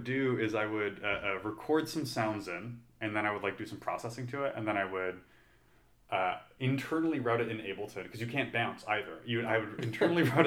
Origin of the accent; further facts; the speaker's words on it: Canada; now in United States; I'm an immigrant, so I'm from Canada